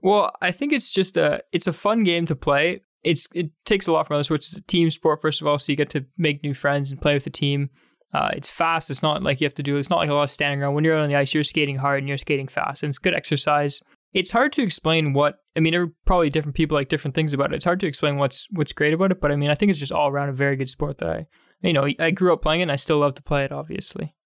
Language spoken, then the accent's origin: English; Canada; growing up in Canada